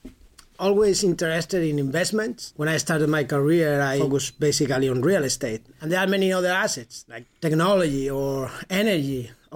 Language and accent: English; Madrid, Community of Madrid, Spain; my hometown in Madrid